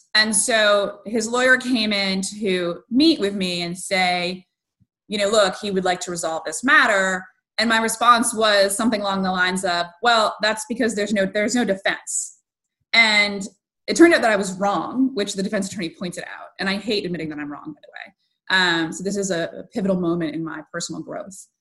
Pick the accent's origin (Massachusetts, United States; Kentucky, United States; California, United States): Massachusetts, United States; Western; I grew up in Western Mass, and so I was somewhat sheltered